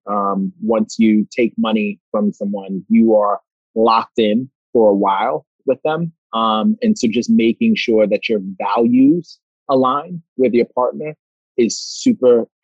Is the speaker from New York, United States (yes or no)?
yes; New York City, New York, United States; I'm a kid from Brooklyn.